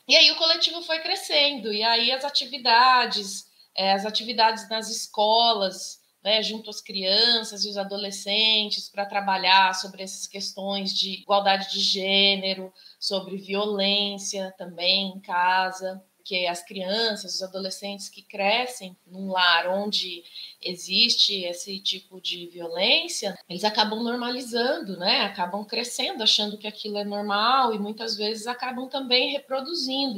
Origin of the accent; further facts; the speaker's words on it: Socorro, São Paulo, Brazil; accent: caipira; now in São Luiz do Paraitinga, Brazil; sou paraitingana e nasci na cidade de Socorro, que é também uma cidade do interior